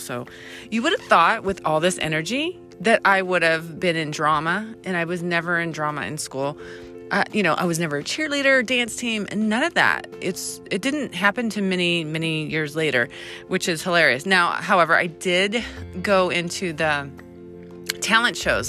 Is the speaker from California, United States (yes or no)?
yes; San Diego, California, United States; also born or lived in El Cajon / Santee; I was born and raised in San Diego